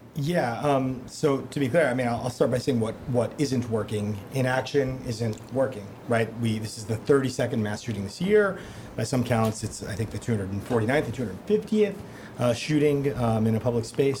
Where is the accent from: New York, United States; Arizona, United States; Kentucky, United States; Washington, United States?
New York, United States; growing up in New York, I grew up in the sort of shadow of Donald Trump